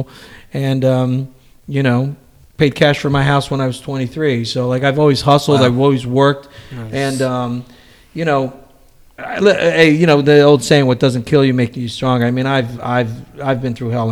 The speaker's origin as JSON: {"language": "English", "town": "Newark", "region": "New Jersey", "country": "United States", "tie": "born or raised there", "also_born_or_lived": "Portugal", "said": "I came over, I was 13 months old, and, you know, I was raised in Newark, New Jersey"}